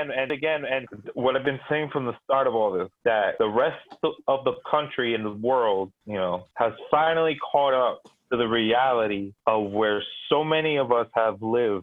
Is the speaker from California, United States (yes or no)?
no; New York, United States; I grew up in the Bronx.